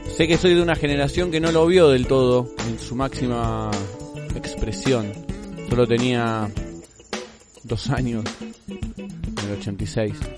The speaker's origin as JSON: {"language": "Spanish", "country": "Argentina", "said": "nuestra forma de hablar. El che, boludo, siempre presente en nuestro vocabulario"}